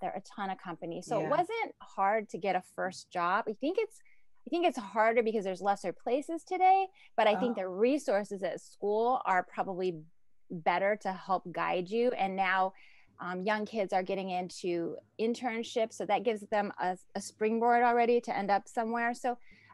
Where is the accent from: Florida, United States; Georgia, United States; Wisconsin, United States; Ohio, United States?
Ohio, United States; moved away as an adult; now in New York, United States; growing up in Ohio